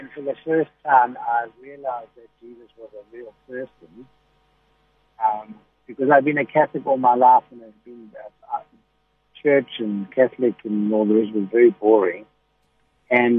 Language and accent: English; Durban, KwaZulu-Natal, South Africa; I was born in Letegwini.